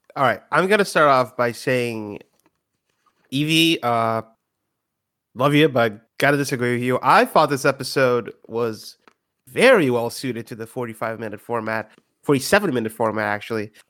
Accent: Brazil; I'm from Brazil. We didn't have Doctor Who back then

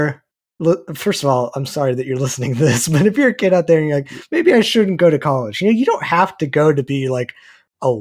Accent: Texas, United States; we're both from Texas

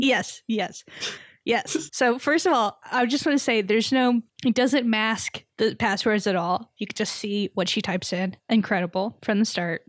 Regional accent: Texas, United States; I grew up in Texas

